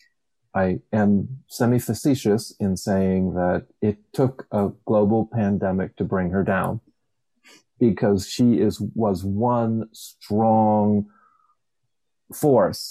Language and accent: English; Levittown, Pennsylvania, United States; I grew up outside of Philadelphia in one of those Levittowns